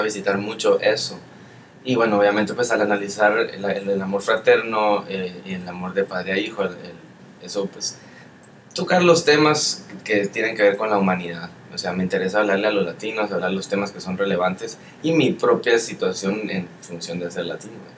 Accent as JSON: {"language": "Spanish", "country": "Guatemala", "also_born_or_lived": "Europe / South America", "moved": "as an adult", "said": "además de ser guatemalteco, soy latino"}